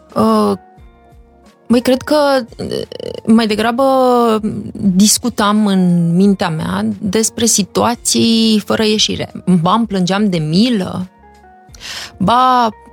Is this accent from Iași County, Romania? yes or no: yes; Iași, Iași County, Romania; moved away as an adult; also born or lived in Los Angeles; eu sunt o fată de la Iași, dintr-o familie cu această configurație